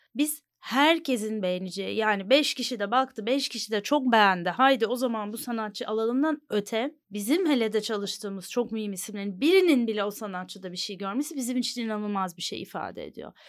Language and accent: Turkish; Istanbul, Turkey; also born or lived in New York, United States; İstanbul doğumluyum